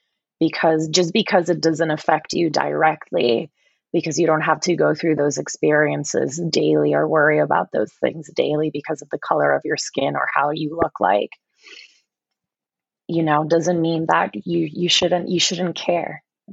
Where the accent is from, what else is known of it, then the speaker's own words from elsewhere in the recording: Puerto Rico; accent: Puerto Rican; somebody mentioned how they didn't notice my Puerto Rican accent.